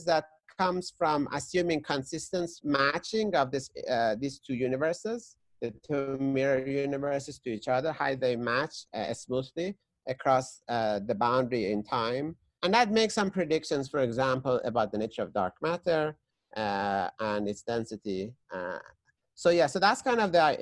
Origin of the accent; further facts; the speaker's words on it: Tehran, Tehran Province, Iran; moved away; I was growing up in Tehran, which is the capital of Iran